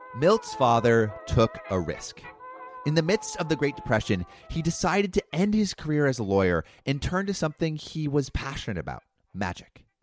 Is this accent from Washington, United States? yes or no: no; Los Angeles, California, United States; growing up around Hollywood.